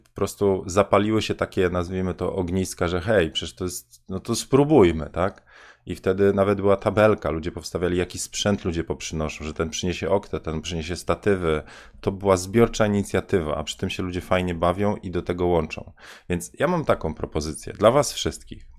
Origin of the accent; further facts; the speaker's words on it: Bydgoszcz, Kuyavian-Pomeranian Voivodeship, Poland; moved away; ja na osiedlu Bajka mieszkałem